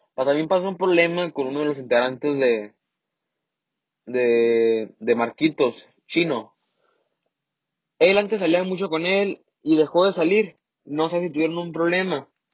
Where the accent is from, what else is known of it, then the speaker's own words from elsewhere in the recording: Mexicali, Baja California, Mexico; accent: norteño, like Mexicali; also born or lived in Sinaloa; yo soy de Sinaloa. No tengo el acento de allá tal como es, pero mi familia un poco. Entonces, se me ha, se me pega un poquito, ¿no? Pero no. La verdad, considero que mi acento es normal, como aquí en Mexicali